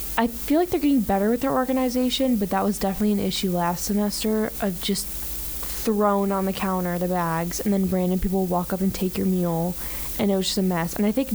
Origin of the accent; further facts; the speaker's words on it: Chicago, Illinois, United States; now in Orange Beach, United States; I live in Orange Beach, by the way, so I like am surrounded by seafood. I'm originally from Chicago